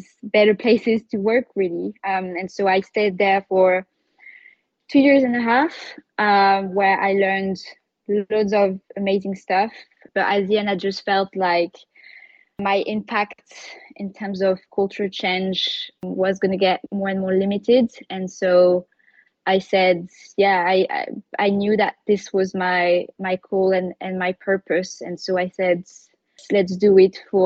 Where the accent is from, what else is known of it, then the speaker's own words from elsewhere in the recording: Paris, Île-de-France, France; moved away as an adult; also born or lived in London, United Kingdom; now in United Kingdom; I was born and raised in Paris. I left Paris when I was 19 years old to do my studies in the UK.